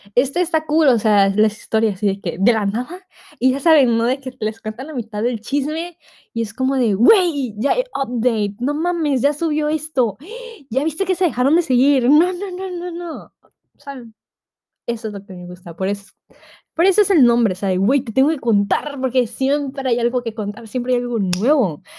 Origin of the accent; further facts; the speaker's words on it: Tabasco, Mexico; yo soy de Tabasco